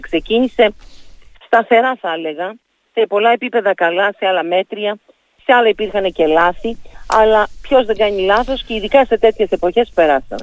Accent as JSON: {"language": "Greek", "area": "Lasithi", "region": "Crete", "country": "Greece", "said": "για τον τόπο μου, για το mm. Λασίθι, για την Κρήτη γενικά"}